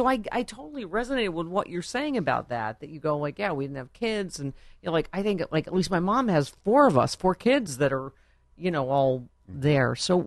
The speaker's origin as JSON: {"language": "English", "town": "Buffalo", "region": "New York", "country": "United States", "tie": "born or raised there", "said": "Buffalo, my hometown."}